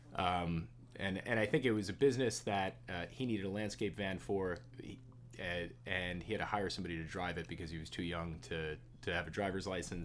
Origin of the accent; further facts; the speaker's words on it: Jericho, New York, United States; I grew up in in Jericho, uh, in Nassau County.